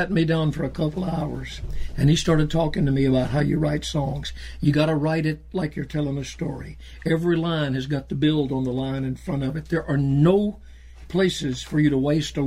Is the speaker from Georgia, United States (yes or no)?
yes; Georgia, United States; also born or lived in South Carolina; I grew up in Georgia.